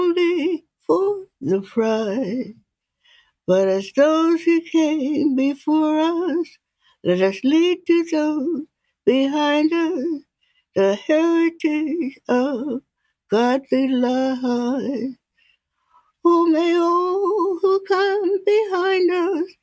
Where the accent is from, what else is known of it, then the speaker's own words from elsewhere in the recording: Philadelphia, Pennsylvania, United States; I was born in Philadelphia, Pennsylvania at the Lyman Hospital, 8th and Spruce